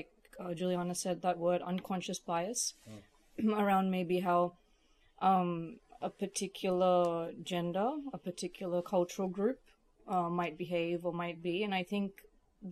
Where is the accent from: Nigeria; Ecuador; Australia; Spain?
Australia; moved away as an adult; now in Stockholm, Sweden; born and raised in Australia, but I come from Indian heritage